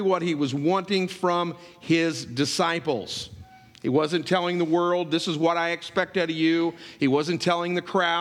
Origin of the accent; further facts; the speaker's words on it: United States; I was born in America.